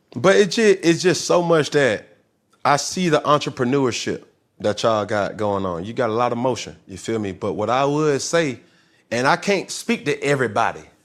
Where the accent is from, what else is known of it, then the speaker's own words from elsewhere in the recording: Atlanta, Georgia, United States; I'm from Atlanta